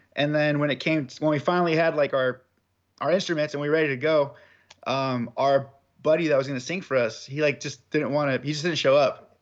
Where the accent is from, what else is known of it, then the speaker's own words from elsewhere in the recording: Southern California, United States; I'm from Southern California.